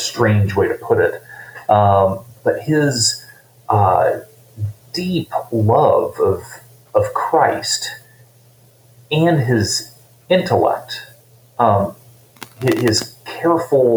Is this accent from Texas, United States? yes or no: no; Coldwater, Michigan, United States; moved away; also born or lived in Indiana; I grew up in Coldwater. It's a small town.